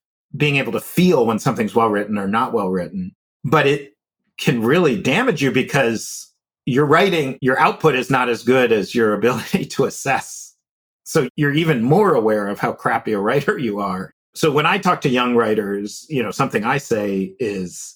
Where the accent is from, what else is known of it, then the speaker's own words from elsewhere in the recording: New York City, New York, United States; I grew up in New York City